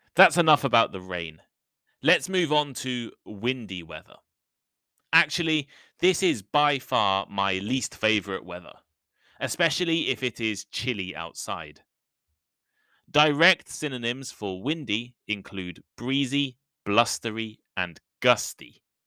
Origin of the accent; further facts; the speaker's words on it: United Kingdom; the U K, my home country